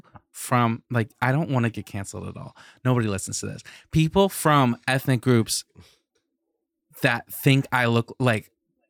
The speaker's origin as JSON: {"language": "English", "region": "the American South", "country": "United States", "said": "I'm Southern."}